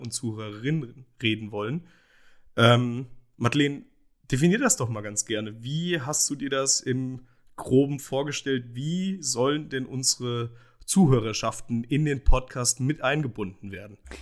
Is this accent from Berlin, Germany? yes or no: no; Hesse, Germany; geboren und aufgewachsen in Hessen